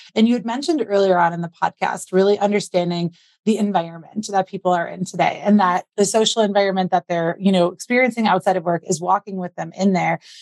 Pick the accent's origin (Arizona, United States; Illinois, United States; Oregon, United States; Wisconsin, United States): Wisconsin, United States; I grew up in Wisconsin